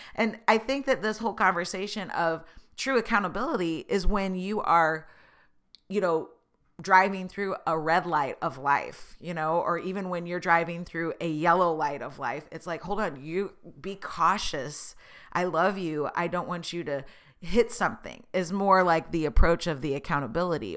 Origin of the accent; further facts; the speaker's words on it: Tulsa, Oklahoma, United States; I was born in Tulsa. I went to school in Oklahoma